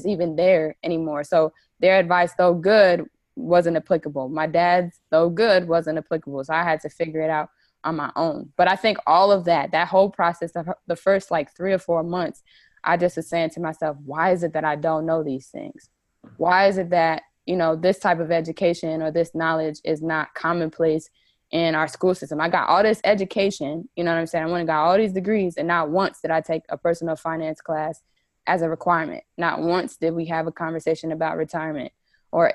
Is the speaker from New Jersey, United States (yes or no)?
yes; New Jersey, United States; I'm originally from New Jersey.